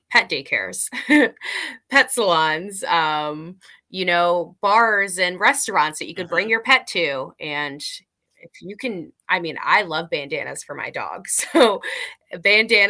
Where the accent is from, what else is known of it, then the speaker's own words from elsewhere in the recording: East Coast, United States; we're from the East Coast